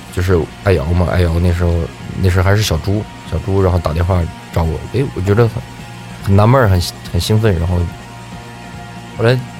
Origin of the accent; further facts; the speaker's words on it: Tianjin, China; moved away as an adult; also born or lived in Dalian; 因为高中在天津嘛，我家是天津的